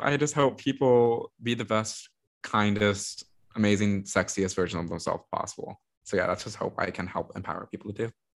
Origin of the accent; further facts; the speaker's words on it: Texas, United States; also born or lived in New York; I have to return to Austin. There's a lot of political work I want to do here. There's a lot I want to change in my home state